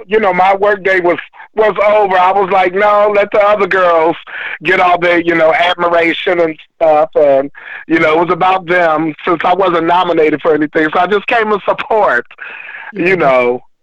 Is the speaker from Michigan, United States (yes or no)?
yes; Detroit, Michigan, United States; I'm from Detroit